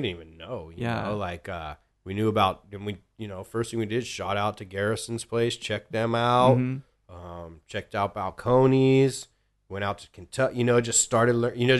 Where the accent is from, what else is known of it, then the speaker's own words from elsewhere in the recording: Ireland; I'm Irish, so I'll say it was an old Irish joke.